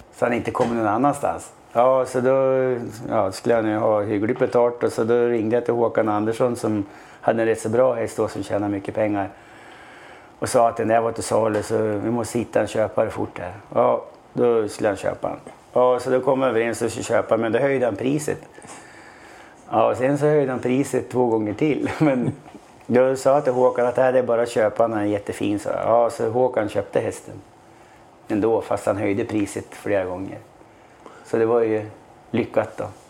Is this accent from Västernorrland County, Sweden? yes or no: yes; Sundsvall, Västernorrland County, Sweden; moved away; jag är från Sundsvall då. Tre mil utanför Sundsvall